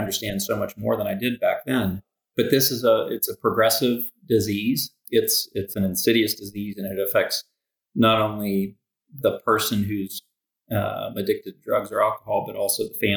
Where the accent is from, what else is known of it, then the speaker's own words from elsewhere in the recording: Morgantown, West Virginia, United States; also born or lived in Smithville, Pennsylvania; I grew up in Morgantown, West Virginia. Was born in Morgantown, lived right across the border in southwestern PA, small town called